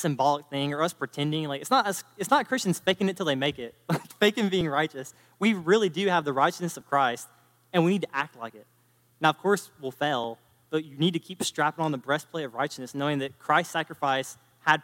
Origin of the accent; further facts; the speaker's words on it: North Carolina, United States; I'm from North Carolina